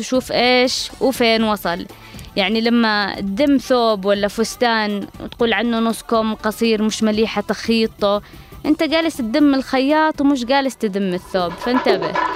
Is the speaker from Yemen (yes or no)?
yes; Yemen